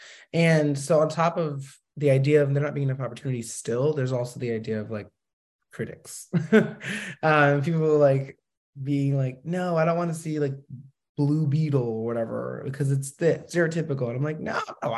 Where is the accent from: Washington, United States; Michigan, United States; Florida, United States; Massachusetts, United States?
Massachusetts, United States; Boston; I'm from Boston